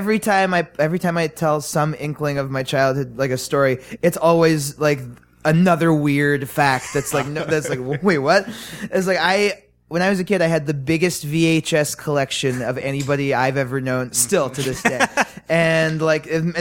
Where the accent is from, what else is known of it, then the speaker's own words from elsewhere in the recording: New York City, New York, United States; my mom's like a designer, and I grew up in Manhattan